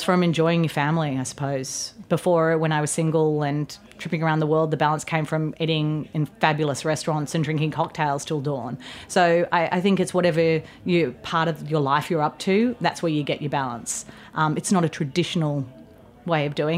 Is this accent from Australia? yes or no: yes; Australia; now in United States; Being Australian